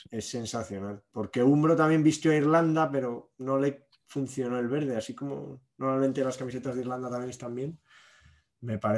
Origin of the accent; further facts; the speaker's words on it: Spain; Somos muy español, es muy español eso de camiseta, pero luego el pantalón cada uno.